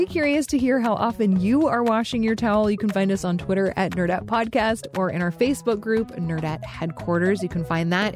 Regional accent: Alaska, United States; I grew up in Alaska

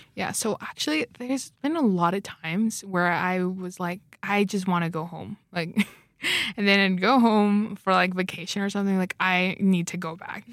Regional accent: Arizona, United States; moved away as an adult; now in Idaho, United States; I'm from Arizona

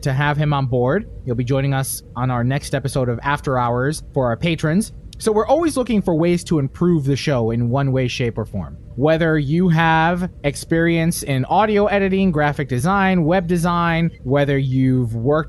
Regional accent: West New York, New Jersey, United States; growing up in West New York

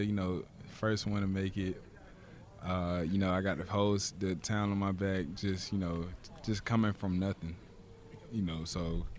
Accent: the South, United States; I'm from the South, and it feels just like this down there

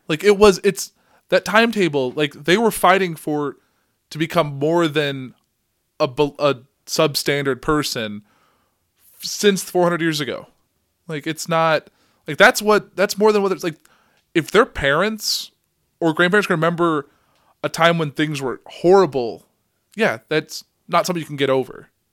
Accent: Central Illinois, United States; we're from Central Illinois.

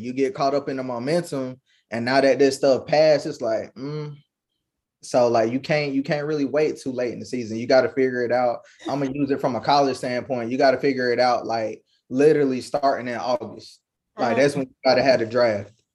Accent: Kinston, North Carolina, United States; I'm from the 2-5, Kinston, North Carolina

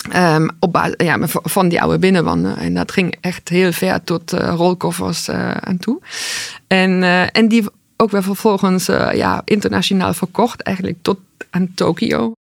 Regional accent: East Germany, Germany; now in Netherlands; Ik ben opgegroeid in Oost-Duitsland

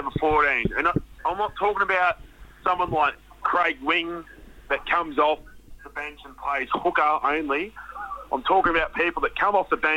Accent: Newcastle, New South Wales, Australia; I'm from Newcastle

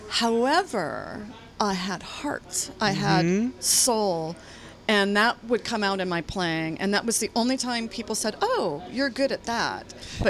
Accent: Lafayette, California, United States; also born or lived in Walnut Creek, California; growing up in Lafayette near the church.

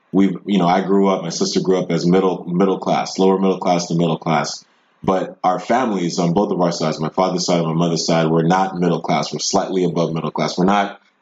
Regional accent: Prince George's County, Maryland, United States; also born or lived in Nigeria; I was born in Prince George's County, Maryland, here in the United States.

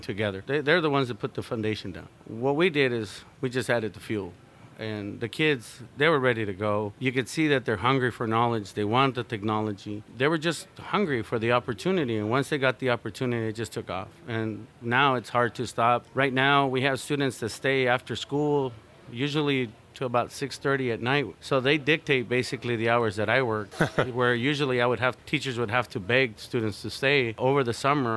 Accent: Tucson, Arizona, United States; I come from Tucson, Arizona, in the area where we're at, and the south side of Tucson

